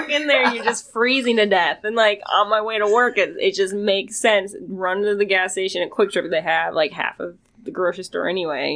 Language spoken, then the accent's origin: English; Minnesota, United States; moved away as an adult; also born or lived in Austin, Texas; I'm from Minnesota originally, but I moved back just this year. Been gone for like 10 years